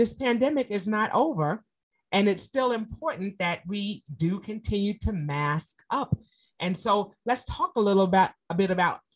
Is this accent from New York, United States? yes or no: yes; New York City, New York, United States; New York City, my hometown